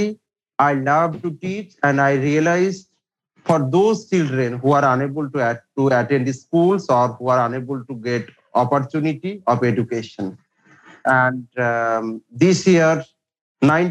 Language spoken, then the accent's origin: English; Murshidabad, West Bengal, India; English is a second language; So I am from India and the province is West Bengal and our district is Murshidabad